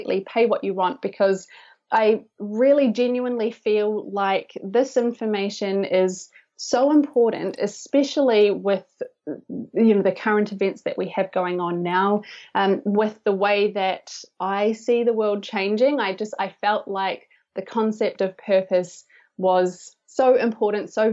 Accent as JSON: {"language": "English", "country": "New Zealand", "said": "I'm from New Zealand."}